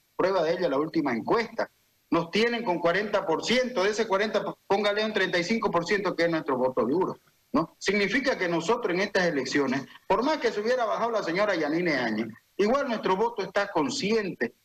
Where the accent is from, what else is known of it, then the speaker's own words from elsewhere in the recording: Santa Cruz, Bolivia; Yo soy un cruceño, yo soy un campa, siempre voy a querer a mi región